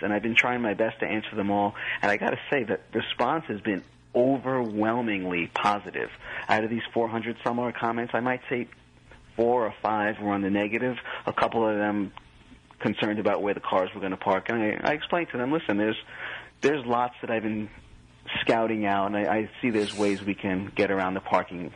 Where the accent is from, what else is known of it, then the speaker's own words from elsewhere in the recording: New Jersey, United States; I'm from Jersey